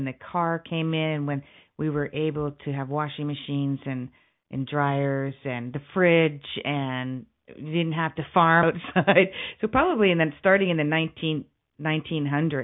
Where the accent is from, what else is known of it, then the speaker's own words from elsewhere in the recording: Canada; I'm from Canada